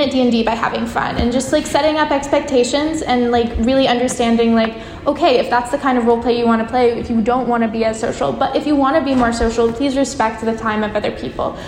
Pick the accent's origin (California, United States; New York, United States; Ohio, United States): California, United States; San Francisco; I'm from San Francisco.